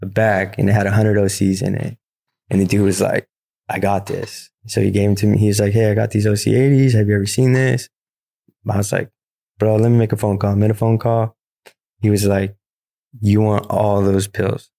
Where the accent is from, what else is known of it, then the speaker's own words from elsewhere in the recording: Riverside, California, United States; also born or lived in San Bernardino, California / Beaumont, California; I was born in San Bernardino, California, right here. I grew up in Riverside, went to high school in Beaumont